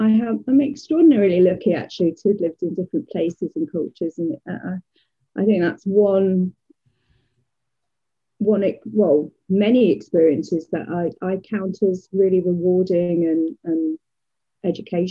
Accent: Leicester, East Midlands, United Kingdom; moved away as an adult; also born or lived in New Jersey, United States / Playa del Rey, California, United States; now in Jacksonville, United States; I am originally from Leicester in the UK

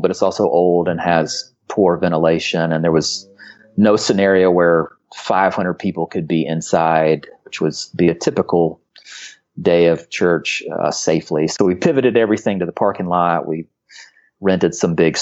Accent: Charlotte, North Carolina, United States; now in Asheville, United States; I grew up in Charlotte

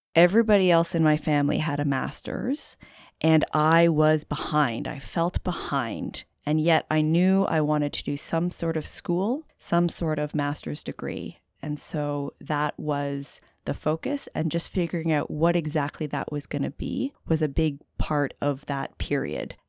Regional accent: Canada; moved away as an adult; also born or lived in Halifax, Nova Scotia / Ontario; now in Santa Cruz, United States; I'm Canadian, so a bit of a transplant here in Santa Cruz

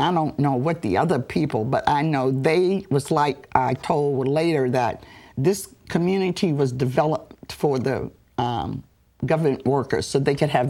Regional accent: Cabin John, Maryland, United States; also born or lived in Washington, D.C.; growing up in Washington, D.C., or living in Cabin John, Maryland, as a young person

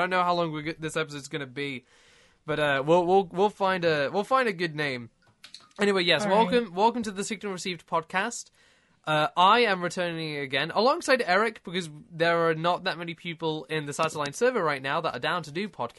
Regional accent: United Kingdom; What can I say? I'm British.

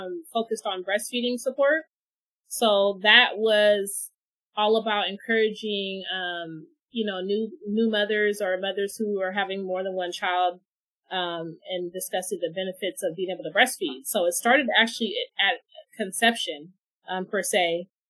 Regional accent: Northern California, United States; also born or lived in Oakland; now in Solano County, United States; I came from Northern California, and it's really country.

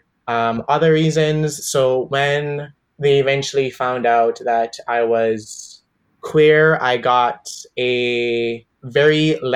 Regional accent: Jamaica; now in Canada; coming to Canada, too, as a Jamaican person

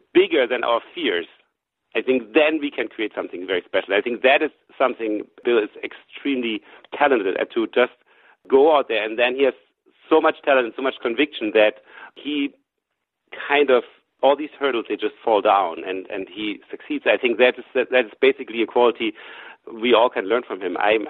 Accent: Germany; She was a student in Boston. I came from Germany, and we met.

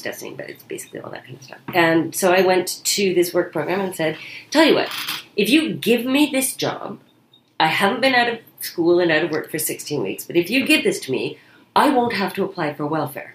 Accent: Kingston, Ontario, Canada; I grew up in Kingston, which had an incredibly high per capita amount of community theater

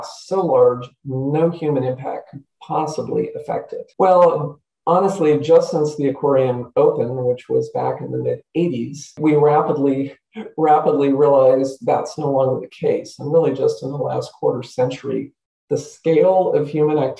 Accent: Santa Clara Valley, California, United States; I grew up in the Santa Clara Valley, what we now call the Silicon Valley

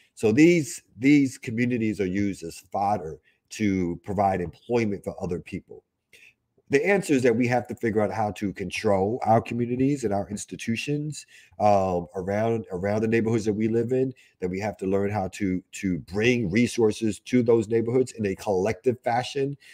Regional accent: New York City, New York, United States; I grew up in Albany Projects in Brooklyn

